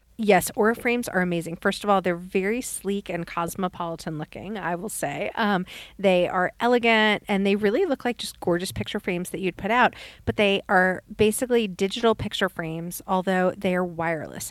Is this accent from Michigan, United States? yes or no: no; New York, United States; now in Birmingham, United States; when I was growing up in New York